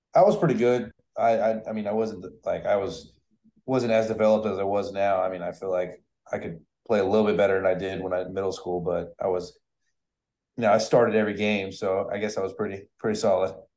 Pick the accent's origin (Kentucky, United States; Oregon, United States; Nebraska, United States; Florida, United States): Florida, United States; Tampa; I'm from Tampa